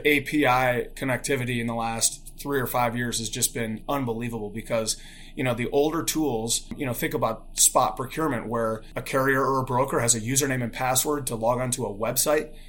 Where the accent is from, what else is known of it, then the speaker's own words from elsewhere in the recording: Chicago, Illinois, United States; also born or lived in Bloomington, Indiana; I grew up in Chicago, in the, in, in the suburbs of Chicago